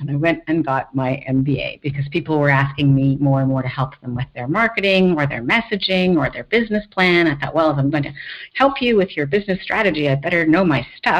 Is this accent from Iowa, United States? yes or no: yes; Iowa, United States; born there; also born or lived in Los Angeles / Newport Beach; now in San Francisco, United States; My parents were studying at the Iowa State University when I was born. So I was born in the States, so...